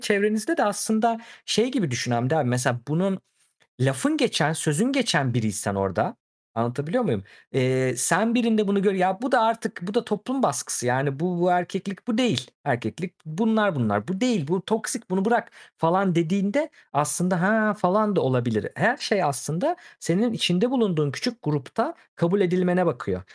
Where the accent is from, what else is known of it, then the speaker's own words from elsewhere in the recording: Turkey; ben de Türk'üm